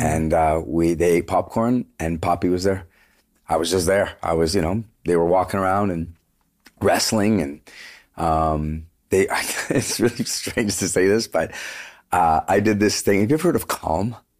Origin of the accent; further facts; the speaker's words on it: Vancouver, British Columbia, Canada; moved away as an adult; also born or lived in Toronto; we're from Vancouver.